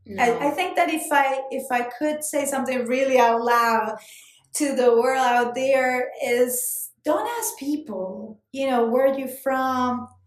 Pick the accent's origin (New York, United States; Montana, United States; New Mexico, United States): New York, United States; I'm from New York. No, like, really, where are you from?